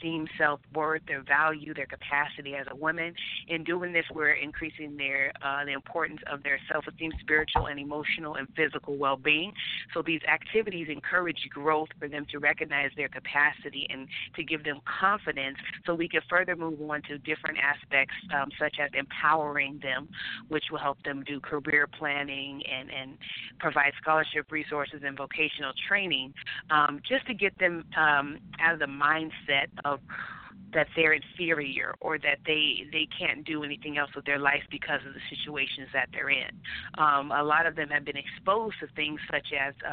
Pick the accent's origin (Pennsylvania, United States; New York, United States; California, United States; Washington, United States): California, United States; San Dimas; moved away; also born or lived in Arizona / Dominican Republic; I was born and raised in San Dimas, California, and I spent some time in Arizona